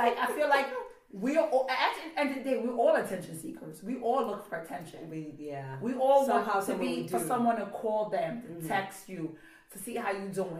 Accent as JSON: {"language": "English", "country": "India", "said": "I'm like, okay, I'm Indian. I'll go buy 7 for $35."}